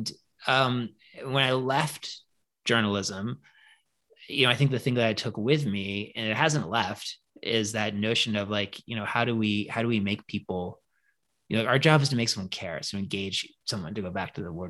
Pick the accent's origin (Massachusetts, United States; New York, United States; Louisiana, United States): Massachusetts, United States; Newton; I grew up in Newton, which is like one of the, like the first ring of Western suburbs outside